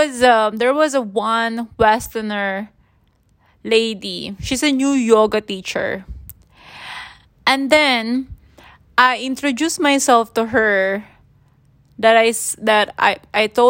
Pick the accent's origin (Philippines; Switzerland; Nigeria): Philippines; I'm from the Philippines